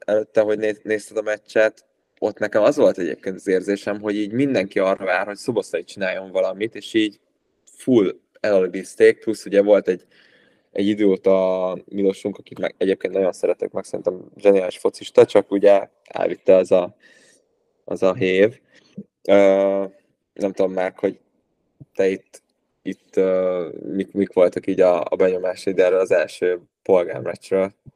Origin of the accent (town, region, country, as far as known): Hungary